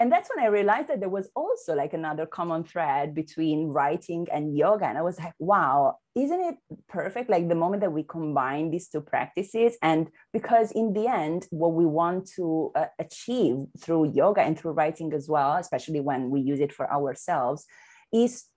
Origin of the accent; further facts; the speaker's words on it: Milan, Lombardy, Italy; moved away as an adult; now in Amsterdam, Netherlands; I was born and raised in Milan, and then I relocated to Amsterdam, the Netherlands